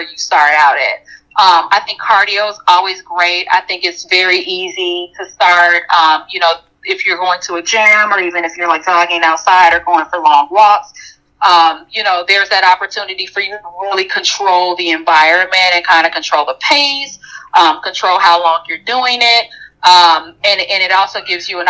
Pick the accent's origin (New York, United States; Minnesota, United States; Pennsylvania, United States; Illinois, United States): Illinois, United States; Chicago; I'm a Chicagoan